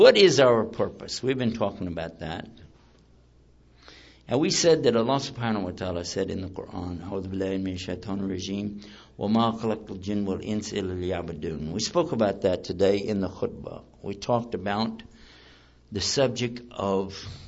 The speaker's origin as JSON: {"language": "English", "region": "Texas", "country": "United States", "said": "I'm from Texas"}